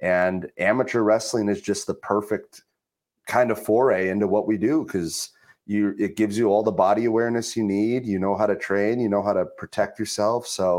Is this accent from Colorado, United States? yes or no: no; Minnesota, United States; moved away; also born or lived in northern Michigan; I went to college in Northern Michigan. I grew up in Minnesota.